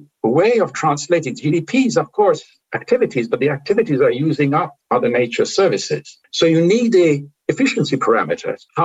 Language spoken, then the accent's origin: English; India; I come from India, from a part of the Indian culture, which didn't feel there is a limit to what you can discuss